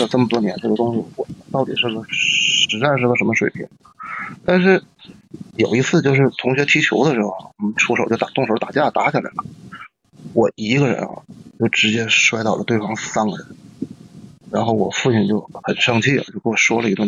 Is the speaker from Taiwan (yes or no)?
no; Northeast China, China; 我们东北话讲